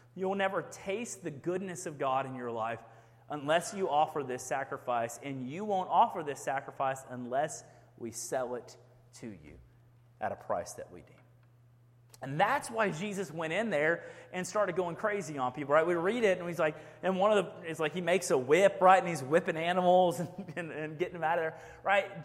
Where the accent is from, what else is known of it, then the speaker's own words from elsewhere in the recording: Houston, Texas, United States; now in Rockdale, United States; I grew up in Houston, Texas, big city.